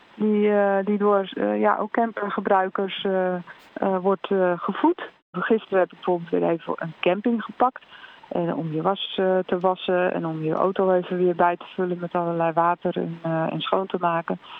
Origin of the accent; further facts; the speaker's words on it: Netherlands; Ik kom uit Nederland